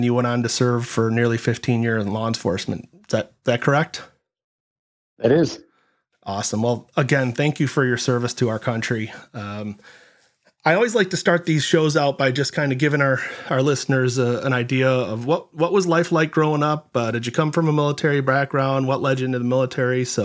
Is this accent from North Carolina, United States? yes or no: yes; North Carolina, United States; I grew up in uh, North Carolina